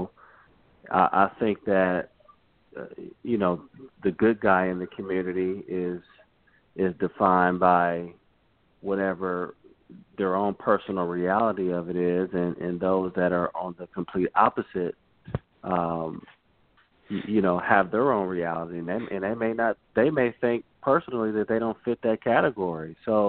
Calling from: Charlotte, North Carolina, United States; I'm calling from Charlotte, North Carolina.

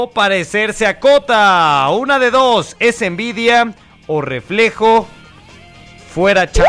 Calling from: San Luis Río Colorado, Sonora, Mexico; de San Luis Río.

